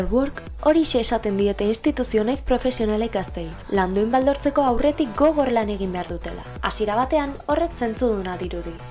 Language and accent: Basque; Zarautz, Basque Country, Spain; zarauztarra naiz, eta hogeita bi urte dazkat.